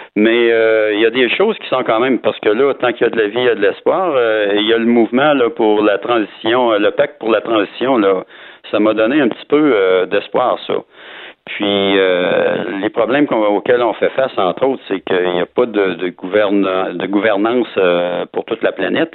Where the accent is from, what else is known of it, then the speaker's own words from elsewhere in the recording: Quebec City, Quebec, Canada; je suis de Québec, là, dans le soleil ce matin